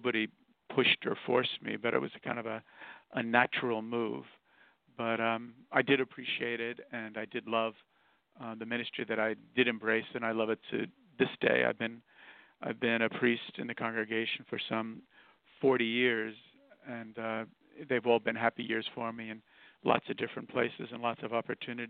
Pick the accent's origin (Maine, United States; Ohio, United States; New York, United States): New York, United States; New York City; also born or lived in Queens, New York; I was born here in Brooklyn, New York, and Irish immigrant parents